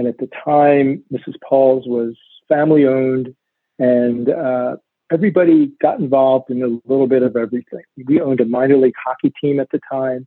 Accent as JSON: {"language": "English", "town": "Laverock", "region": "Pennsylvania", "country": "United States", "tie": "born or raised there", "also_born_or_lived": "Lancaster County, Pennsylvania", "said": "I grew up in Laverock, which is a little town in the Philadelphia suburbs"}